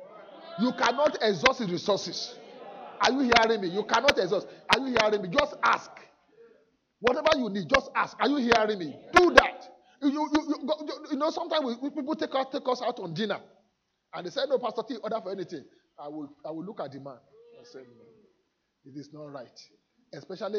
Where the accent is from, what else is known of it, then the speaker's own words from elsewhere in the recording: Nigeria; now in United Kingdom; as a Nigerian